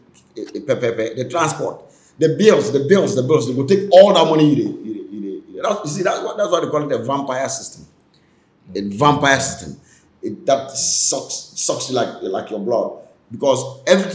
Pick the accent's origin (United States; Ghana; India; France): Ghana; moved away as an adult; also born or lived in Milan, Italy; a journalist from Ghana